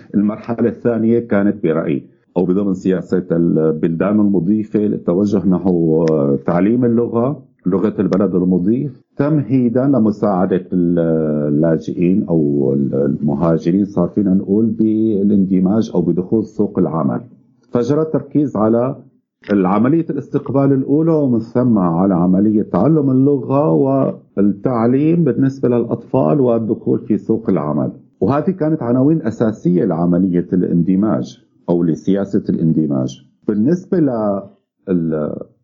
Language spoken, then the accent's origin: Arabic; Syria; نحن بالذات كسوريين